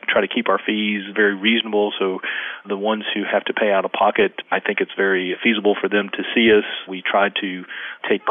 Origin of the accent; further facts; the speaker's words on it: Jacksonville, Florida, United States; now in Brooklet, Georgia, United States; I grew up in Jacksonville, Florida